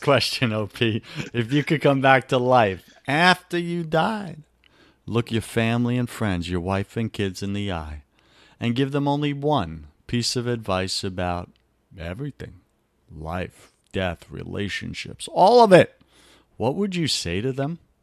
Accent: New York, United States; accent: New York; my New York accent

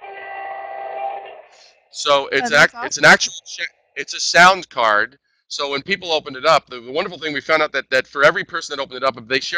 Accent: New York City, New York, United States; moved away; also born or lived in Midwest; I'm a native New Yorker. I'm originally from Brooklyn.

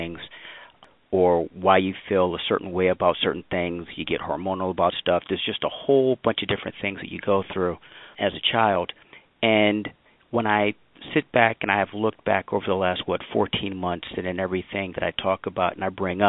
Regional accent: St. Louis, Missouri, United States; my hometown of St. Louis

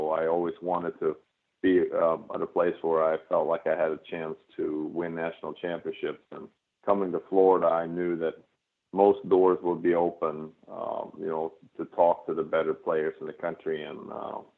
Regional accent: Sweden; moved away as an adult; now in United States; since I came from Sweden to play college tennis at Carolina

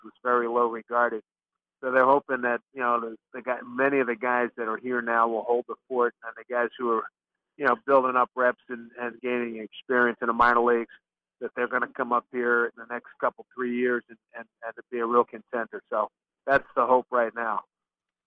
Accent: Philadelphia, Pennsylvania, United States; growing up in Philly, I was lucky enough that my father was a humongous sports fan

